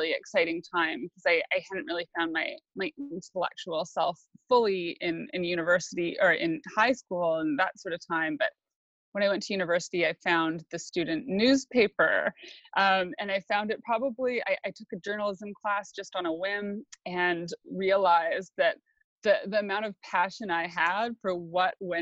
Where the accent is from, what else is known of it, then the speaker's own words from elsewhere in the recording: Sunshine Coast, British Columbia, Canada; I grew up in a farmhouse on the Sunshine Coast